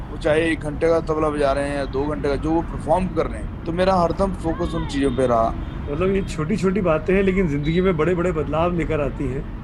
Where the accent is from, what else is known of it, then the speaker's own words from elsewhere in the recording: Patna, Bihar, India; पहले तो मैं जैसे बिहार में पैदा हुआ था पटना सिटी बिहार में परवरिश मेरी ग्यारह दस ग्यारह बारह साल मेरी जो परवरिश थी वो बिहार में ही हुई